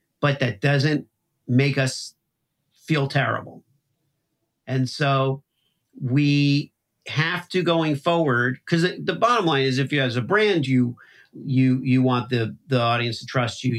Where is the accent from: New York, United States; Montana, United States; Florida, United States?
Florida, United States; Miami; now in Midwest, United States; I grew up in Miami